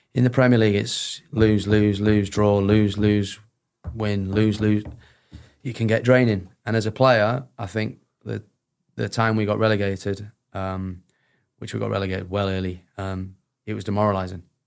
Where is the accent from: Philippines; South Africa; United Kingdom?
United Kingdom; Sheffield, Yorkshire and the Humber; I'm from Sheffield